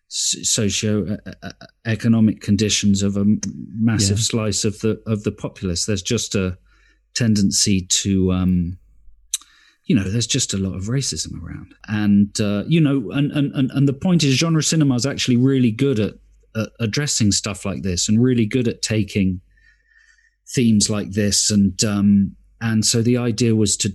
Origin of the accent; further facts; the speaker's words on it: London, United Kingdom; I grew up in Stockwell, and you know, I've lived here since December the 20th, 1968.